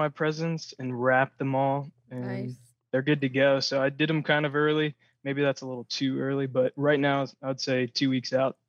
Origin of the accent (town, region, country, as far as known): Forsyth County, Georgia, United States; moved away